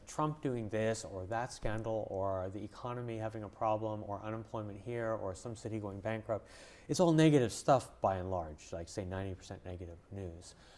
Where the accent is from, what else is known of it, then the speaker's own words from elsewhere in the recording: Montreal, Quebec, Canada; now in United States; I grew up in Montreal, in Canada